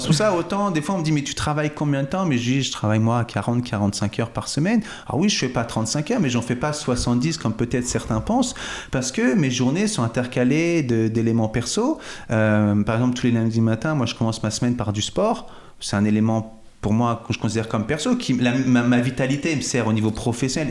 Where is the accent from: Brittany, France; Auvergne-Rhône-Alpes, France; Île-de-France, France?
Île-de-France, France; Cachan; moved away as an adult; also born or lived in Vitry-sur-Seine / Fresnes; now in Chablais, France; Je suis né à Vitry-sur-Seine, à la porte de Paris. Puis j'ai principalement grandi sur Cachan, dans le Val-de-Marne, et Fresnes, dans le Val-de-Marne également